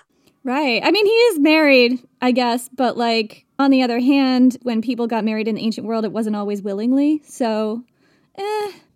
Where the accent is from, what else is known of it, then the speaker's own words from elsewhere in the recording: Vermont, United States; I grew up hiking in Vermont